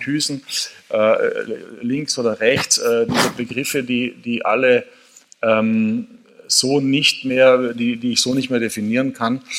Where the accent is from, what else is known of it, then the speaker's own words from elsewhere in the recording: Carinthia, Austria; gebürtiger Kärntner